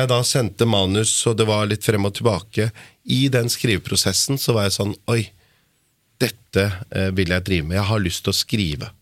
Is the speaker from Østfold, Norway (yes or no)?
no; Lier, Buskerud, Norway; jeg er fra Lier